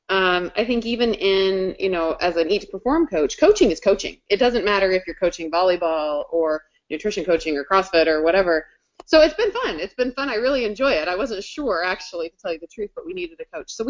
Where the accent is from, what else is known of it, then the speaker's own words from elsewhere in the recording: Colorado, United States; now in Kansas City, United States; I'm from Colorado.